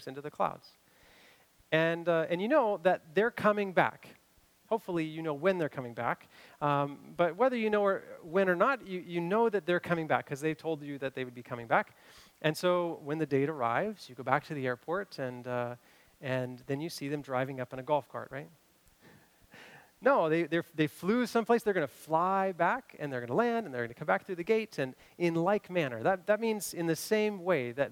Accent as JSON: {"language": "English", "region": "Kentucky", "country": "United States", "tie": "born or raised there", "moved": "yes", "lives_now": "Washington, United States", "said": "I grew up in Kentucky"}